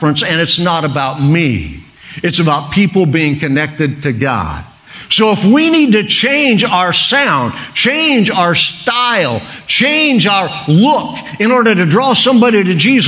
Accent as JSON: {"language": "English", "region": "Oklahoma", "country": "United States", "said": "I'm a redneck from Oklahoma"}